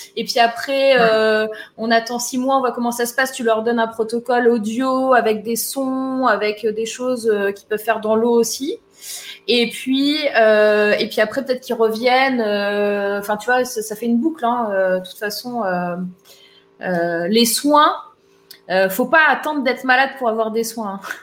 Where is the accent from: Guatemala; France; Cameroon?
France; Var, Provence-Alpes-Côte d'Azur; moved away; moi, je suis du sud à la base, tu vois, je suis du Var